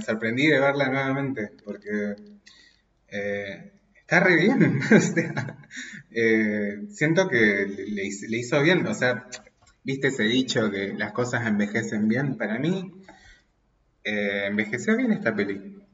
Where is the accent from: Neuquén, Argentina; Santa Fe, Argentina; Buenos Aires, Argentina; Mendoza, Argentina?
Mendoza, Argentina; soy de Mendoza